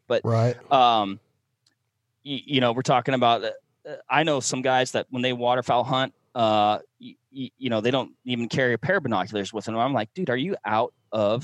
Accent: Washington, United States; moved away; back when I lived in Washington. So Washington State's my home state

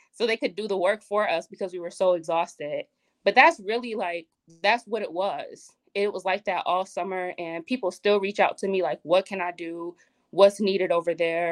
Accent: Buffalo, New York, United States; I'm from Buffalo

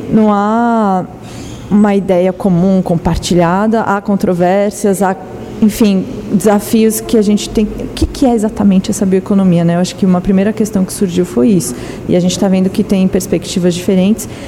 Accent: São Paulo, Brazil; eu sou de São Paulo

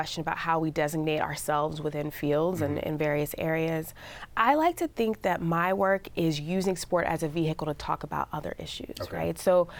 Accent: Dallas, Texas, United States; I'm from Dallas, Dallas Cowboys, footballs from all these legendary players.

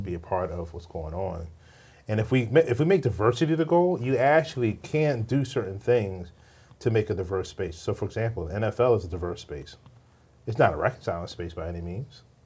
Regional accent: Richmond, Virginia, United States; I grew up in Richmond, Virginia

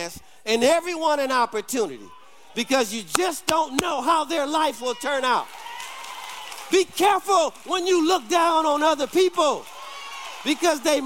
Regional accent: Detroit, Michigan, United States; I grew up, if you know about Detroit, I grew up on Dexter and Davidson

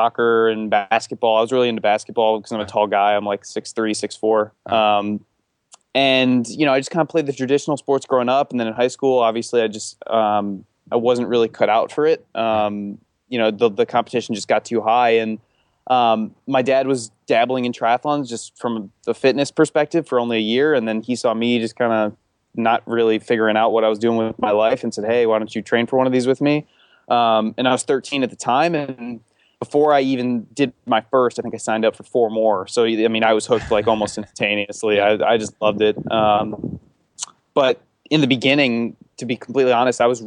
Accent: Chicago, Illinois, United States; I grew up in Chicago

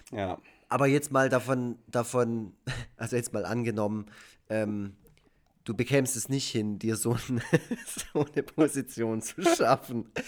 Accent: Baden-Württemberg, Germany; Ich, ich als Schwabe.

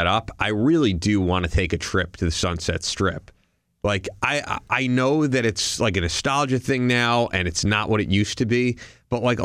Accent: New York, United States; as a New Yorker

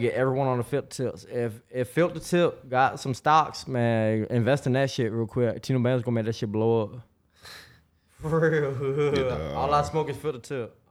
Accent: Jacksonville, Florida, United States; I'm from Jacksonville

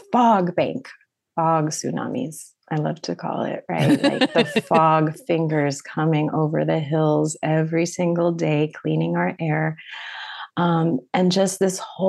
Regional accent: San Mateo, California, United States; also born or lived in San Francisco; I am from the Bay Area originally, San Mateo specifically, and I was born and raised there.

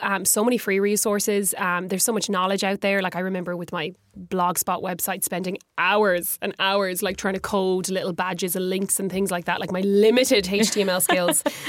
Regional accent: Galway, Connacht, Ireland; growing up in Galway

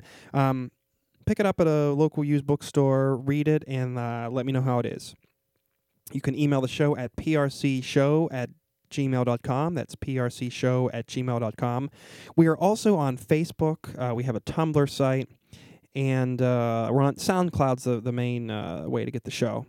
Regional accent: Pittsburgh, Pennsylvania, United States; now in Harrisburg, United States; I'm from Pittsburgh originally

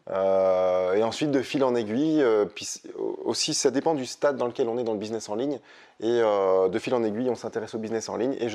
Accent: Hauts-de-France, France; moi je suis flamande. Dès que je dis ça, elle me dit ça. Non, je suis flamand, je suis pas ch'ti.

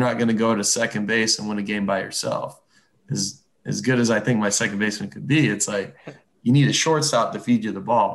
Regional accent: just south of Toronto, Ontario, Canada; moved away as an adult; growing up, just South of Toronto

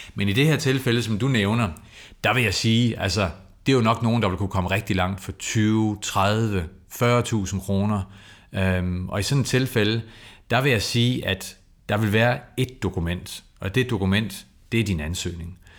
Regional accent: Copenhagen, Capital Region of Denmark, Denmark; jeg kommer selv fra Valby.

